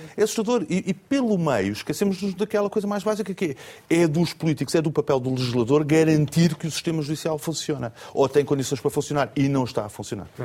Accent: Portugal; Eu, como português, cidadão português.

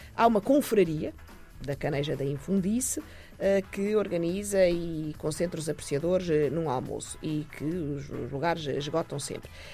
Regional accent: Portugal

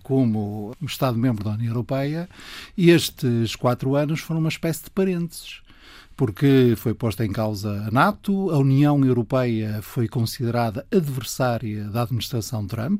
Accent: Porto, Norte, Portugal; eu sou do Porto, a chuva faz parte do meu ambiente.

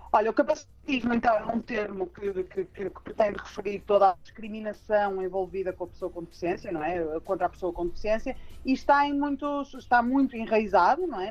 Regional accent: Porto, Norte, Portugal; sou do Porto, devem reparar o sotaque

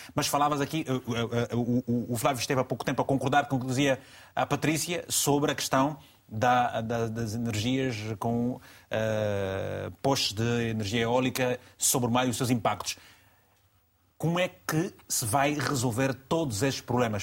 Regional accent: Malanje, Angola; now in Lisbon, Portugal; até Malange, a minha terra, em Angola

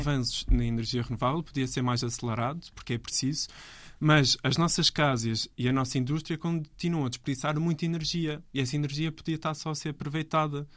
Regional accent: Azores, Portugal; eu sou açoriano.

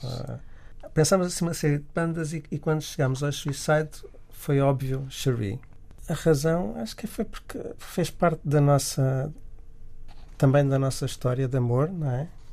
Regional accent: Miratejo, Lisbon, Portugal; also born or lived in Angola; eu nasci em Angola, e, mas depois vivia em Miratejo nessa altura

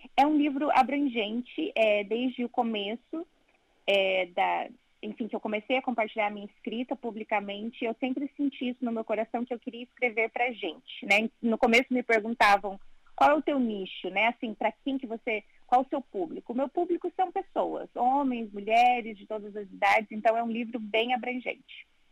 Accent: Brazil; moved away as an adult; also born or lived in Italy / Portugal; now in London, United Kingdom; eu saí do Brasil buscando melhores

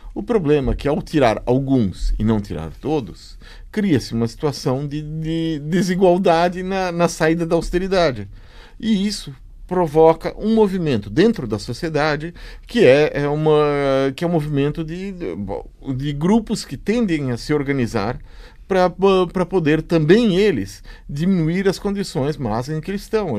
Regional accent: Brazil; eu sou, sou do Brasil

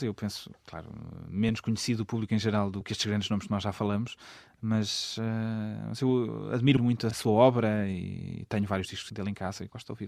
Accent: Portugal; moved away as an adult; also born or lived in Germany / Russia; No fundo, eu sou português uh, e sempre me apresentei e tenho orgulho em ser português

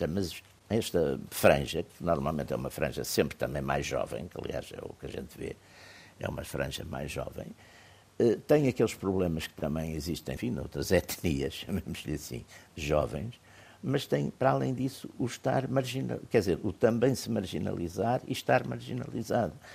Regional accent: Portugal; eu sou português

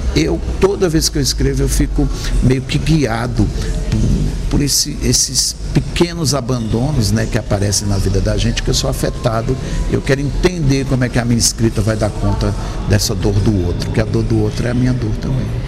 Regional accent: Sertânia, Pernambuco, Brazil; eu nasci numa, no Nordeste do Brasil, né? em Pernambuco uma cidade chamada Sertânia

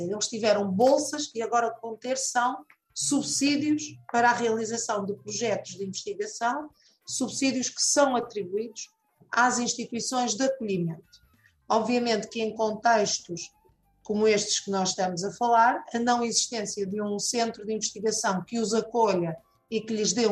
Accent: Angola; tenho 36 anos de idade, é, sou angolano

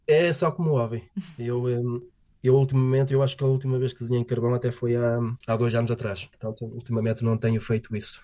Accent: Portugal; moved away as an adult; now in Cork, Ireland; como bom português, tenho que tomar o seu expresso

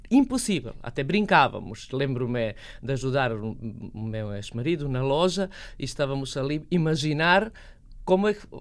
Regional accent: Bosnia & Herzegovina; born there; also born or lived in Serbia; eu nasci na Bósnia, vivi na Sérvia e depois fui para Sarajevo viver com uma um croata que vivia em Sarajevo

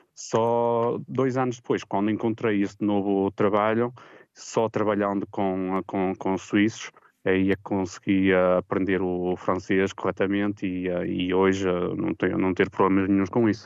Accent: Portugal; now in Geneva, Switzerland; sendo português

